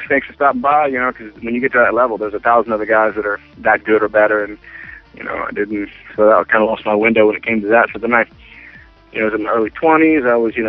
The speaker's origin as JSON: {"language": "English", "town": "Greensboro", "region": "North Carolina", "country": "United States", "tie": "born or raised there", "also_born_or_lived": "Roanoke, Virginia", "said": "I was born in Roanoke, Virginia, and then kind of lived there for a few years. And then mainly, the young person in my life that lived in, we moved to Greensboro, North Carolina"}